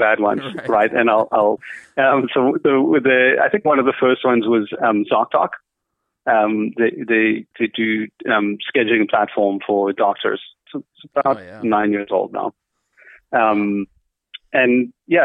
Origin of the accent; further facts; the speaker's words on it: Cape Town, Western Cape, South Africa; moved away as an adult; also born or lived in United States; I was born in Cape Town.